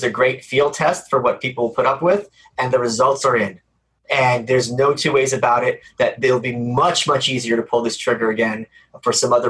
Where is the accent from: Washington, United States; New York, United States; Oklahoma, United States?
New York, United States; New York City; I'm from Brooklyn.